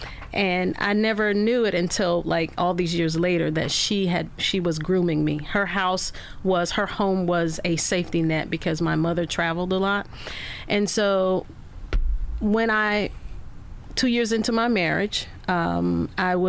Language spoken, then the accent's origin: English; rural Arkansas, United States; I grew up in rural Arkansas, and as a young lady growing up in Arkansas, you were just brought up in the church.